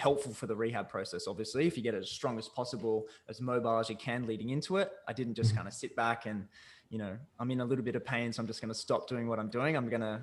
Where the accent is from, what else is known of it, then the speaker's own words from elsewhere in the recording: Newcastle, New South Wales, Australia; also born or lived in Vancouver; I'm from Newcastle, Australia